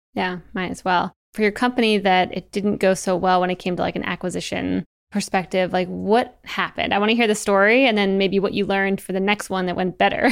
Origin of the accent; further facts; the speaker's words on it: Eastern Shore, Maryland, United States; I'm from Maryland, the Eastern Shore